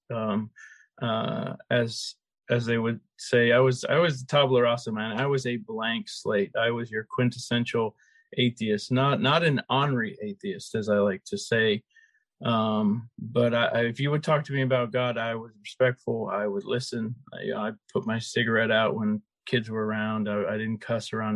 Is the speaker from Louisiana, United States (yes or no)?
no; Chandler, Arizona, United States; I grew up in Chandler